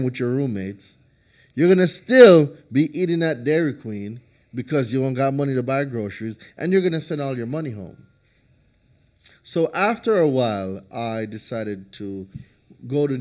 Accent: Jamaica; moved away as an adult; also born or lived in New Hampshire; I'm coming from Jamaica. 20 years of sunshine and rain. Dude, I've never seen snow.

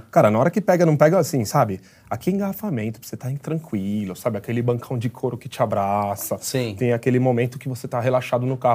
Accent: Rio de Janeiro, Brazil; now in São Paulo, Brazil

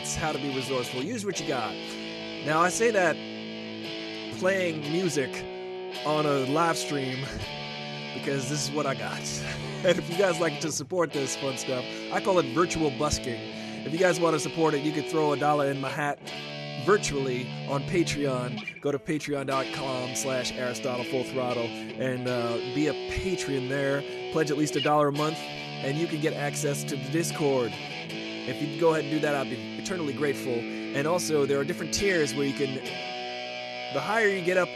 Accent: Long Island, New York, United States; I grew up on Long Island, which is, you know, outside of that area

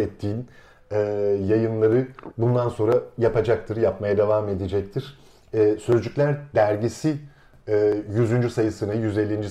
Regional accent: Istanbul, Turkey; ben de küçük çekmecede neticede İstanbul'un taşrasında bir e, semtte büyüdüm

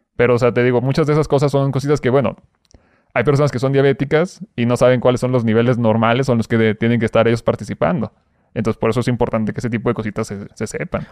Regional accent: Durango, Mexico; moved away as an adult; now in Mexico City, Mexico; llevo literal casi cuatro meses aquí en Ciudad de México, te digo, soy de Durango

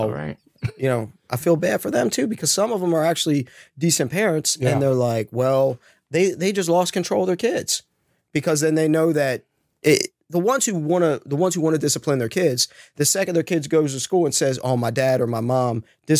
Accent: Towson, Maryland, United States; also born or lived in Parkville; So I grew up in Southeast District, mostly Towson, Parkville, went to Towson.

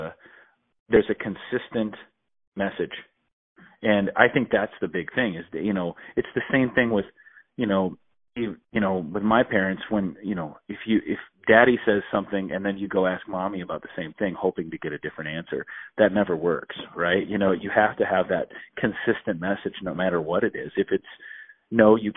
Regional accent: Minnesota, United States; I grew up in Minnesota

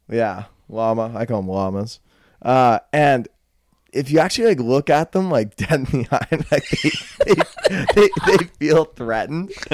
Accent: Calgary, Alberta, Canada; I'm from Calgary. So, I mean, I'm more of a city slicker in a way

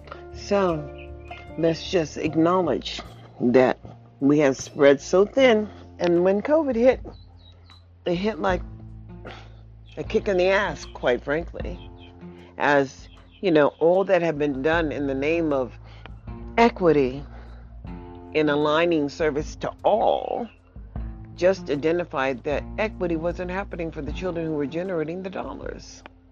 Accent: United States; And we have to understand, as perhaps as American people, maybe we don't know enough about public education

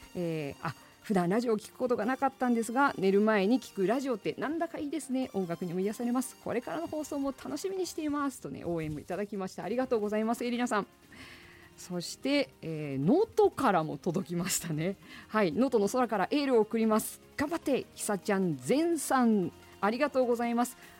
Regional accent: Asahikawa, Hokkaido, Japan; 旭川出身

